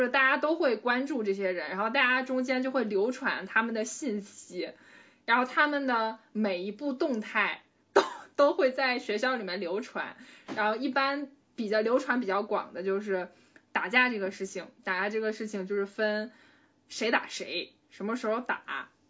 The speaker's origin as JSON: {"language": "Chinese", "town": "Yingkou", "region": "Liaoning", "country": "China", "moved": "yes", "lives_now": "Hangzhou, China", "said": "我作为一个嗯。营口人"}